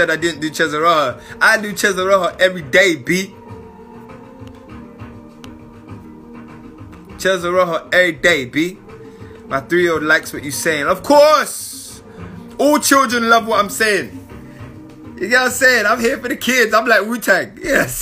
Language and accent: English; London, United Kingdom; I came from London